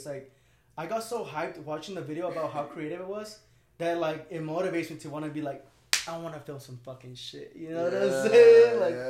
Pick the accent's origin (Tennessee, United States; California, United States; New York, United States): California, United States; Santa Barbara; I was actually born and raised in Santa Barbara, dude.